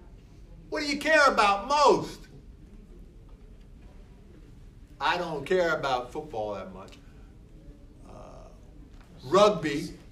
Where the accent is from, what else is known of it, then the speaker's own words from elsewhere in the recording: Philadelphia, Pennsylvania, United States; Yeah, because the wife. I'm from Philadelphia.